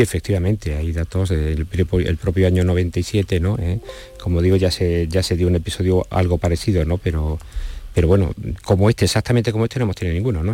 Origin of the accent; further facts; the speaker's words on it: Andalusia, Spain; yo soy andaluz también